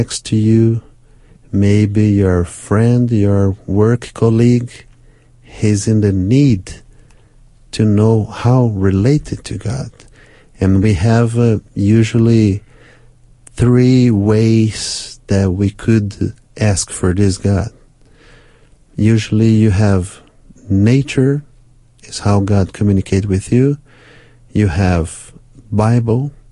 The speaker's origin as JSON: {"language": "English", "country": "Brazil", "first_language": "Portuguese", "second_language": "English", "said": "My first language is Portuguese in Brazil"}